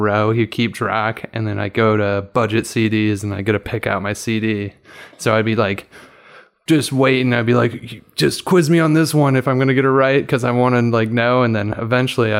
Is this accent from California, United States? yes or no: no; Montana, United States; growing up in Montana